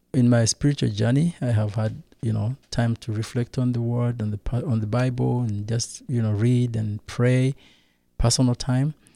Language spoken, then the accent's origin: English; Rwanda; I come from Rwanda